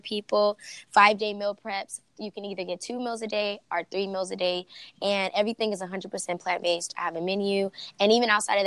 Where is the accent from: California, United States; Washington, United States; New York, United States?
California, United States; Los Angeles; I'm originally from South Central